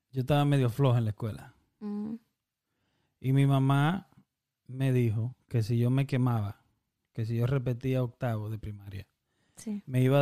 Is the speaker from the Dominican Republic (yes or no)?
yes; Dominican Republic; now in United States; somos dominicanos nosotros